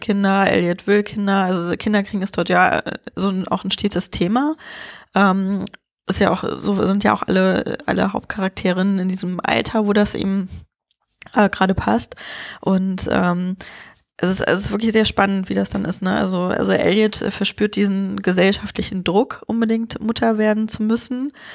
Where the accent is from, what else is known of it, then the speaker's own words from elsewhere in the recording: Germany; bei uns in Deutschland